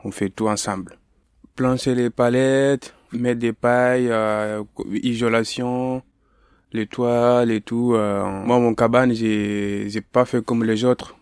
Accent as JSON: {"language": "French", "country": "Mali", "also_born_or_lived": "Paris", "moved": "yes", "lives_now": "France", "said": "je viens du Mali, je suis malien"}